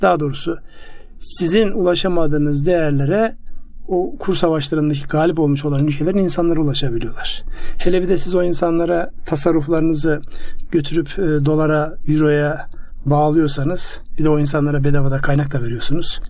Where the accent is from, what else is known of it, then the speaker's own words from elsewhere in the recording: Ardahan, Turkey; moved away; kendi memleketimde benim Ardahan'da